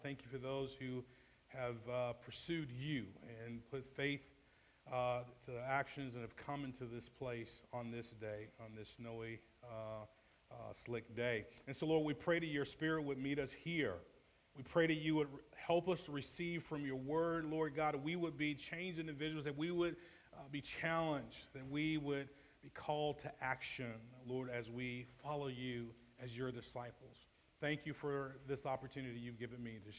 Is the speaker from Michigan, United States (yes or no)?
no; Atlanta, Georgia, United States; now in Indianapolis, United States; born and raised in Atlanta